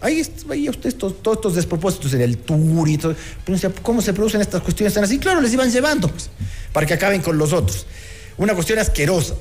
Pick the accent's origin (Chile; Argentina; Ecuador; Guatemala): Ecuador; los ecuatorianos